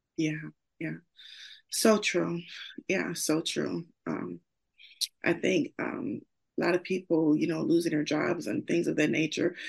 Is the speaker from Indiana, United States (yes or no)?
yes; Gary, Indiana, United States; I'm from Gary, Indiana, born and raised in Idaho Gardens, which is no longer there, but that was where I'm from.